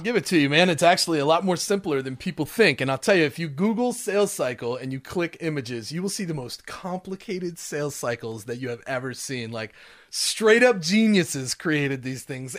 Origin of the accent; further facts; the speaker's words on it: Smoky Mountains of Tennessee, United States; I'm from the Smoky Mountains